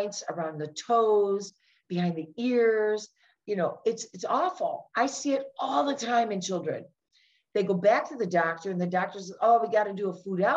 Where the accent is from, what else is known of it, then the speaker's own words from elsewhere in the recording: outside of Detroit, Michigan, United States; I grew up outside of Detroit, Michigan